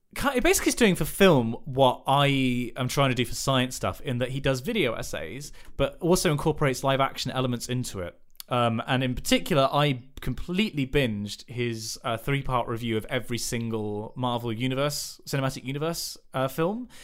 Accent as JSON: {"language": "English", "area": "West Country", "region": "South West England", "country": "United Kingdom", "said": "in the West Country, we have a dearth of actual good teams"}